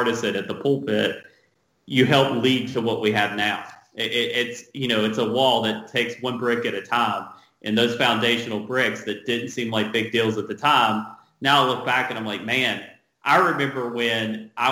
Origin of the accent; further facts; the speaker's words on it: North Carolina, United States; now in Los Angeles, United States; I grew up in North Carolina in a small town.